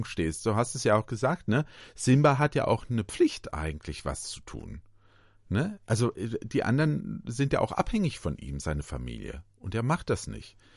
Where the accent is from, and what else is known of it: Germany